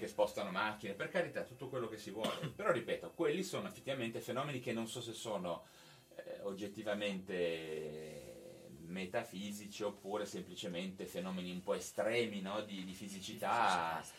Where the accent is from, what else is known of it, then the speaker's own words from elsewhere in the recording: Genoa, Liguria, Italy; moved away as an adult; now in Cuneo, Italy; io sono di Genova